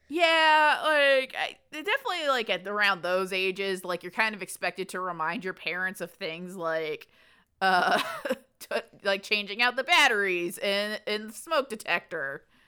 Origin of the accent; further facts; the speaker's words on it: the South, United States; growing up in the South